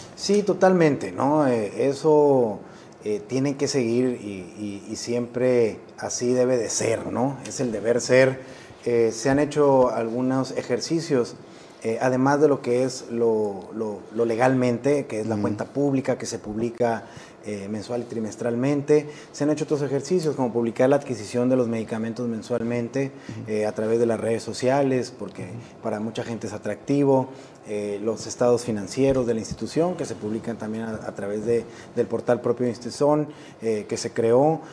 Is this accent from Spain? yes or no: no; Sonora, Mexico; moved away as an adult; me regresó a mi tierra